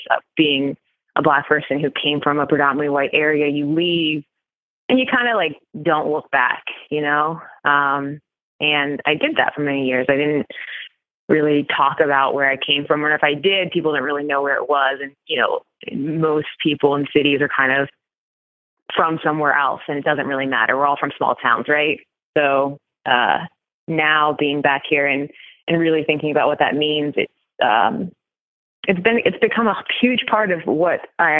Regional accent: Appalachia, United States; I grew up in that area and, you know, I am a Black woman growing up in Appalachia

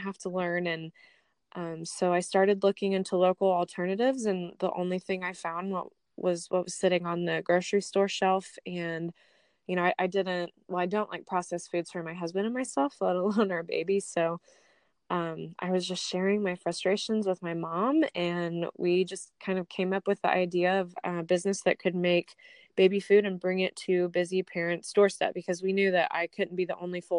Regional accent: Franklin, Indiana, United States; I've been in Indiana my whole life

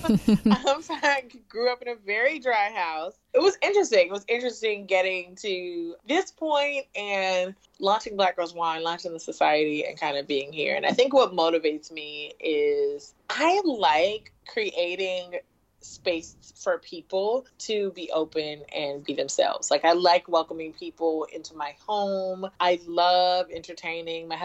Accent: Richmond, Virginia, United States; also born or lived in Norfolk, Virginia; I'm originally from Richmond, Virginia. I went to ODU, Old Dominion University in Norfolk, Virginia

